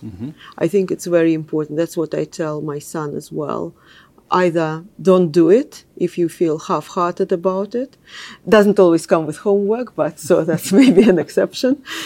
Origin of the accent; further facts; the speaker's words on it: Moscow, Russia; English is a second language; moved away as an adult; also born or lived in London; I grew up in Russia